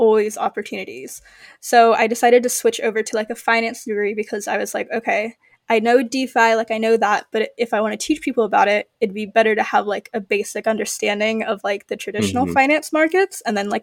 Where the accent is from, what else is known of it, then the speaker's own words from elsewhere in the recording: Midwest, United States; also born or lived in United Kingdom; I'm from the Midwest